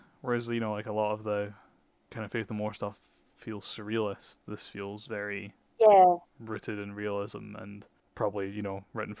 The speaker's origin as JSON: {"language": "English", "town": "Edinburgh", "region": "Scotland", "country": "United Kingdom", "tie": "born or raised there", "said": "I grew up in Edinburgh, but I'm from Portobello, which is the outskirts. So it doesn't actually feel like Edinburgh."}